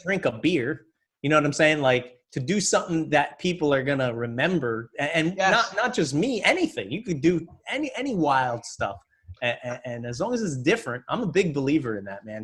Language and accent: English; Reading, Pennsylvania, United States; I grew up in Reading, Pennsylvania.